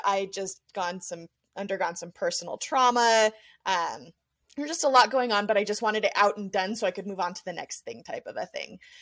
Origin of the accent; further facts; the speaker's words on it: outside of Las Vegas, Nevada, United States; now in Utah, United States; my hometown outside of Las Vegas